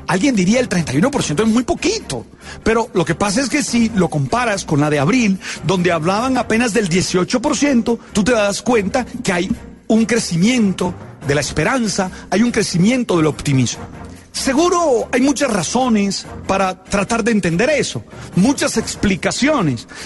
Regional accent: Colombia; Esos muchachos nos hicieron sentir orgullosos de ser colombianos.

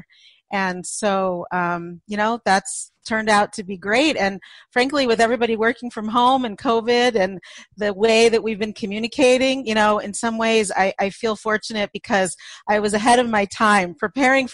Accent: Los Angeles, California, United States; moved away as an adult; now in Boulder, United States; I was actually born and raised in Los Angeles, as was my husband.

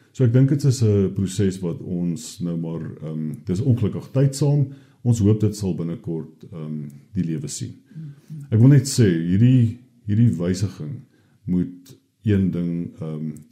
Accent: South Africa; ons as Suid-Afrikaners

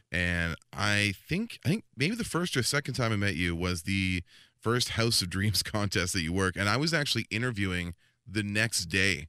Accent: Langley, British Columbia, Canada; also born or lived in Squamish; I actually went back to, uh, Langley, V C, in my hometown

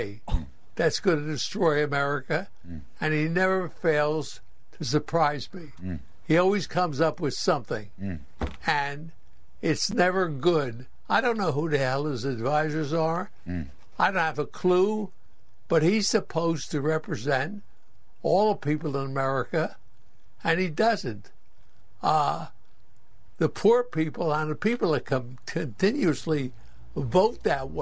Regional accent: Newark, New Jersey, United States; Grew up in Newark, New Jersey, in a tenement, poor as hell

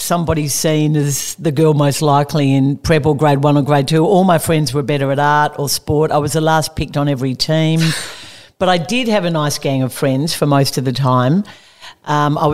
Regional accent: Melbourne, Victoria, Australia; I grew up in Melbourne, probably not that far from where we're sitting here today.

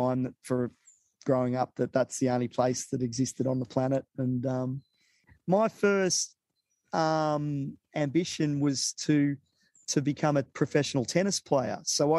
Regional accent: Sydney, New South Wales, Australia; born or raised there; also born or lived in Vietnam / Avalon

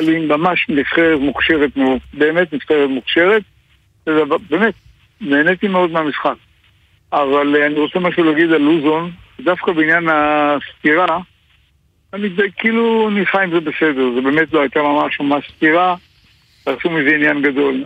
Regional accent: Israel; בתור ישראלי

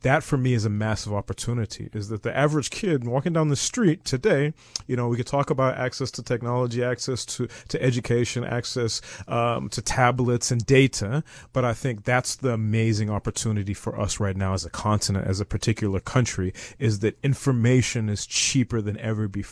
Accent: Zimbabwe; also born or lived in United States / Eastern Cape, South Africa; now in South Africa; I'm originally from Zimbabwe. My father is from Zim. My mother's from the Eastern Cape.

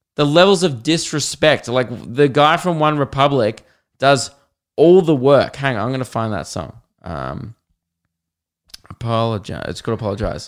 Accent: Australia; being Australian

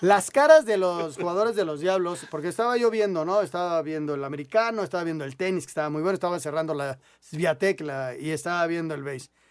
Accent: Mexico; yo lo veo desde el punto de vista mexicano, latino

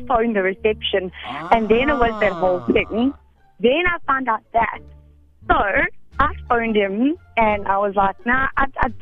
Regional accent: Edenvale, Gauteng, South Africa; now in Bedfordview, South Africa; Edenvale, now Bedford View.

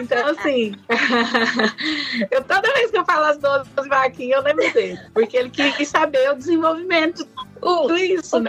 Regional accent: Ipuã, São Paulo, Brazil; meu pai era meieiro numa fazenda lá no estado de São Paulo, em Ipuã, onde eu nasci

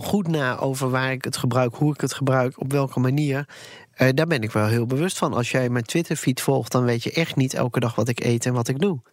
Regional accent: Netherlands; wij Nederlanders

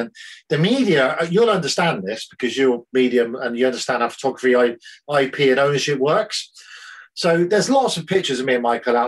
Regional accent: Swindon, South West England, United Kingdom; moved away as an adult; also born or lived in North Devon; I'm from Swindon. That's where I'm from. I was born in Swindon

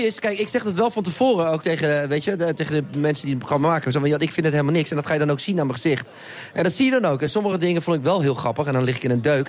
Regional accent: The Hague, South Holland, Netherlands; ik ben echt een Hagenees. En ik vind het ook eh, ik vind het leuk. Mijn, ik kom uit de straat, de Anton Haasstraat, waar heel veel kinderen wonen. Ik de hele dag buiten speelde

